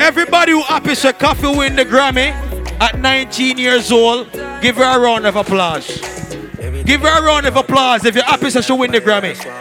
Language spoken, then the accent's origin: English; Jamaica; now in Los Angeles, United States; where I'm from, a place called Jamaica.